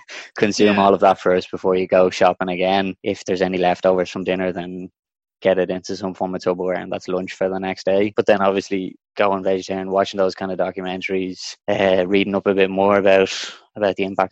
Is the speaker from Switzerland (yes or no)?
no; Denmark; now in Dublin, Ireland; Originally, I'm from Denmark, but I've lived in Ireland for the vast majority of my life. Spent a bit of time in Spain as well. As I said, most of the time has been here in Dublin.